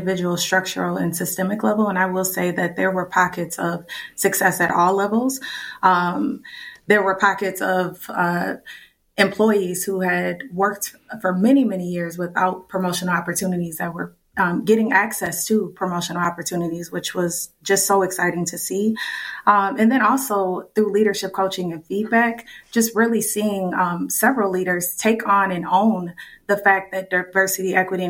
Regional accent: St. Paul, Minnesota, United States; I was born in St. Paul and raised in the Rondo and Frogtown communities.

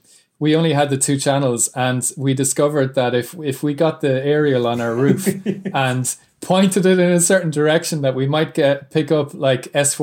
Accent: Ireland

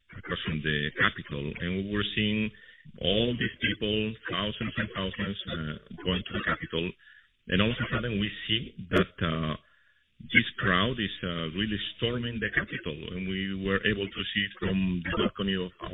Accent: Spain; now in United States; I'm originally from Spain

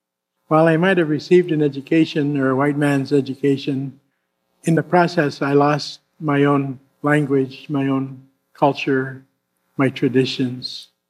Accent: Fairbanks, Alaska, United States; also born or lived in Wrangell, Alaska; I was born in Fairbanks, Alaska in 1947.

